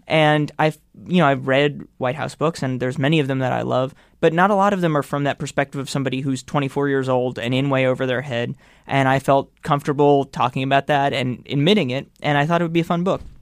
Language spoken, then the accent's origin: English; New York, United States; I grew up not too far from where we're recording the A B C Studios